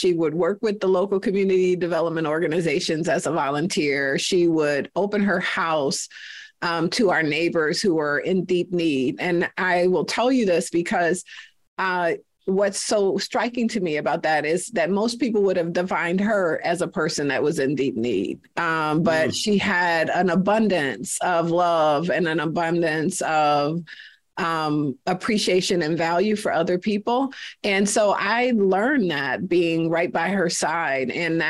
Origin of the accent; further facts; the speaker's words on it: Detroit, Michigan, United States; now in Twin Cities, United States; So I am a Detroit girl. I grew up in Detroit and spent most of my life there. So I think it was as much of a surprise for me as many others when I moved to the Twin Cities